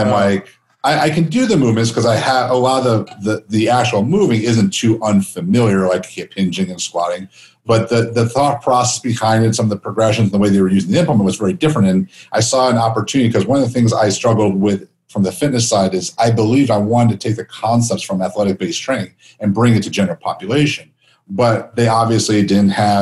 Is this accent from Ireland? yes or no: no; Chicago, Illinois, United States; also born or lived in Phoenix, Arizona; now in Las Vegas, United States; growing up in Chicago, I spent most of my time in Phoenix